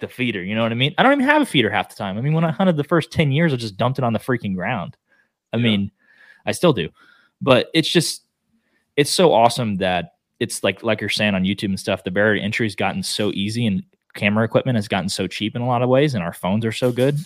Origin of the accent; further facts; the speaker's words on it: Oklahoma, United States; now in Texas, United States; I live in Texas now but I'm from Oklahoma